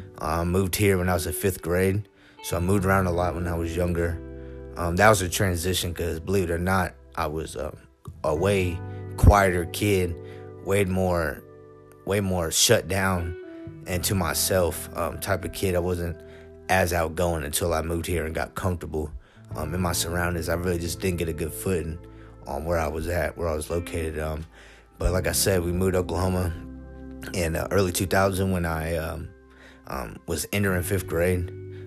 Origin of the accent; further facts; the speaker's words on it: Upper Heyford, South East England, United Kingdom; born there; I was born in 1989. I was born in Upper Hayford, England. I'm known to some as a military brat.